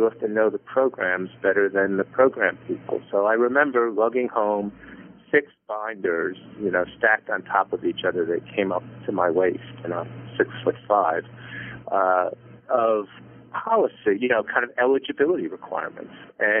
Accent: Coral Gables, Florida, United States; I was born in Coral Gables, Florida in 1953. And by the time I was a second or third grader in elementary school and public school, I was one of only two kids who had actually been born there.

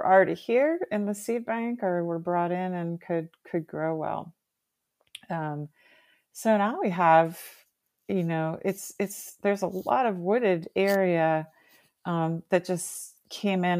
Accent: Bowie, Maryland, United States; I grew up in Bowie in Prince George's County

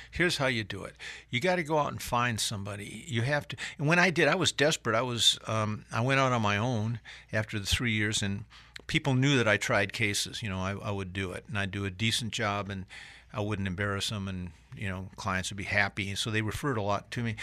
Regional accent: Michigan, United States; moved away as an adult; also born or lived in Atlanta, Georgia; now in South Carolina, United States; I was from Michigan

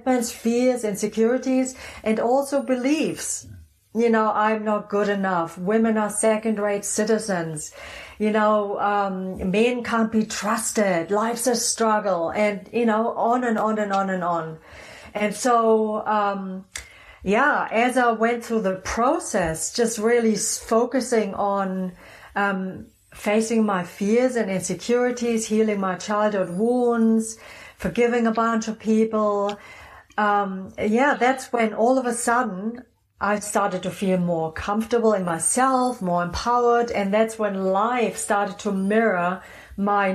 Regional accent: Germany; also born or lived in New Zealand / Phoenix; now in Sedona, United States; Originally, I'm from Germany, just, you know, so people know where my funky accent's from.

